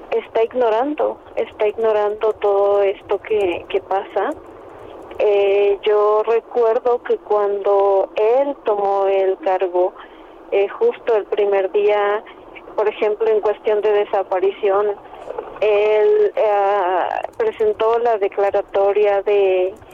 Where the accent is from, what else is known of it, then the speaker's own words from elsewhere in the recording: Veracruz, Mexico; yo soy de Veracruz.